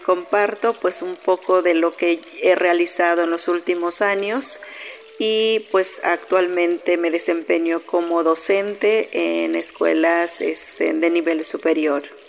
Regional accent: Kinil, Yucatán, Mexico; yo soy originaria de Quinil, del municipio de Tecash, Yucatán

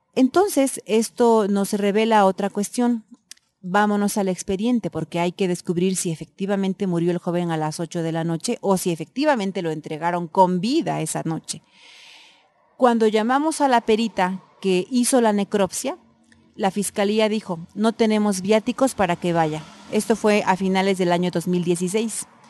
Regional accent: Eloxochitlán de Flores Magón, Oaxaca, Mexico; mi pueblo

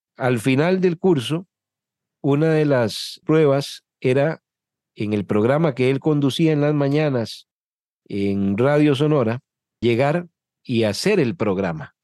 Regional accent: Desamparados, San José, Costa Rica; Soy de San José de Costa Rica, de un pueblo que se llama Desamparados, Desamparados es un cantón de la provincia de San José, que es nuestra capital, y aquí me crié y aquí desarrollé mi vida.

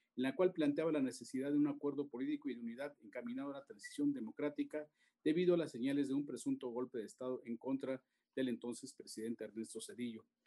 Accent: Mexico

